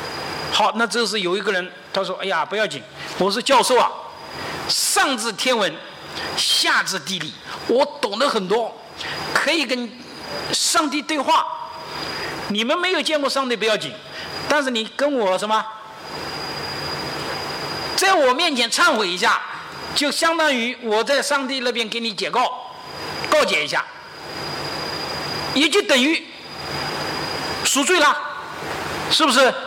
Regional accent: China; 我们要做个合格的接班人，对不对？哎，对呀，要做，这是我们中国人的使命。

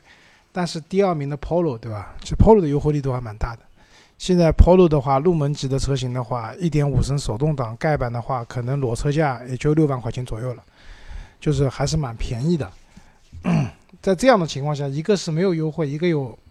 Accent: China; 我们中国人买车也不喜欢特别小的车子

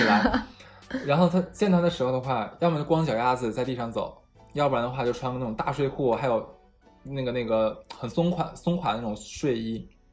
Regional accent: Harbin, Heilongjiang, China; moved away as an adult; 我的家乡哈尔滨

